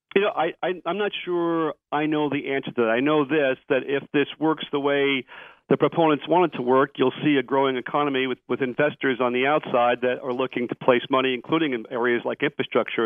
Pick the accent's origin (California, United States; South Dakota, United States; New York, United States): New York, United States; I'm from New York. I'm a New York taxpayer